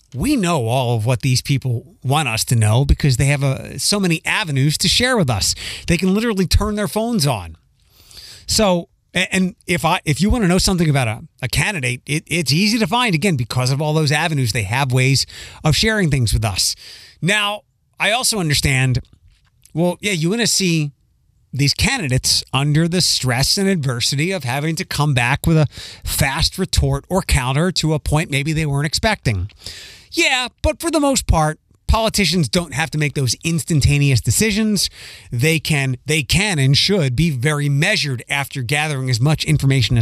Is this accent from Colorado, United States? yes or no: no; Pennsylvania, United States; now in Ohio, United States; my home state